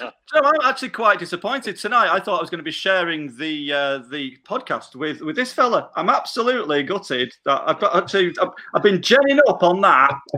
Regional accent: Manchester, North West England, United Kingdom; Because we're from Manchester, we call it Shine.

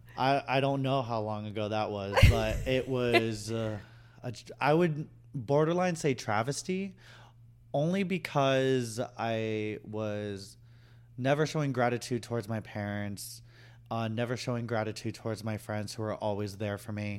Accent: Boston, Massachusetts, United States; moved away; I'm originally from Boston.

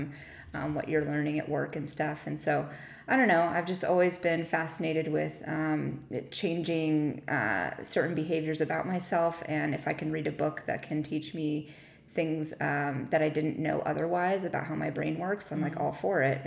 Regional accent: Whittier, California, United States; I am originally from Whittier

